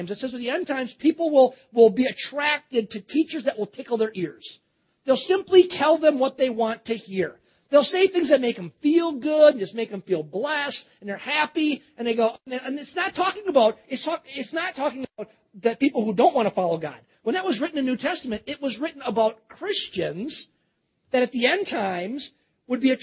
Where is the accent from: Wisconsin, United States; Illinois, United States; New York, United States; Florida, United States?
Wisconsin, United States; Cedarburg; moved away; also born or lived in Baton Rouge, Louisiana; I grew up in Cedarburg